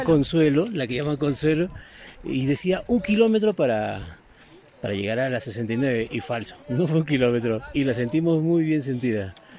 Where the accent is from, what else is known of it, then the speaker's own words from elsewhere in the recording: Lima, Peru; Yo soy de Lima.